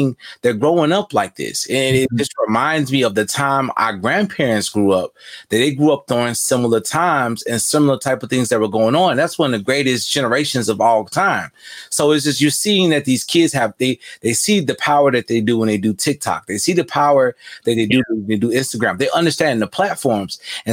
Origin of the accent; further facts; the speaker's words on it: Chicago, Illinois, United States; I am a Southsider, born and raised in Chicago, you know, Cook County